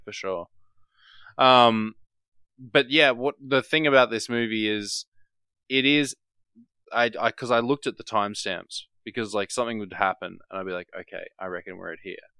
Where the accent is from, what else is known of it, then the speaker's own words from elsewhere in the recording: Australia; As an Australian